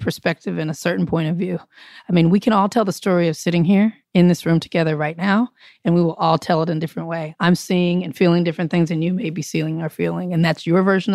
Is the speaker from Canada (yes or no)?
no; Compton, California, United States; I'm from Compton. I'm from the city